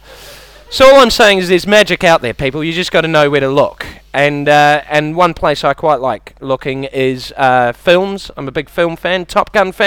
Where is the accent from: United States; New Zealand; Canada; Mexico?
New Zealand; moved away; I've got a bit of an accent. I'm from New Zealand